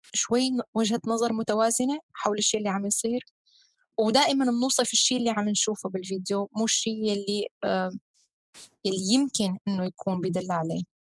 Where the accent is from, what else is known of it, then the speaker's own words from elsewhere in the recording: Syria; نحن كسوريين